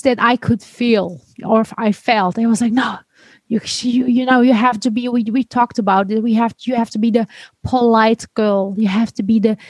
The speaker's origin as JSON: {"language": "English", "country": "Netherlands", "tie": "born or raised there", "also_born_or_lived": "Istanbul, Turkey / Denmark", "said": "growing up in the Netherlands with the Christian and atheist vision"}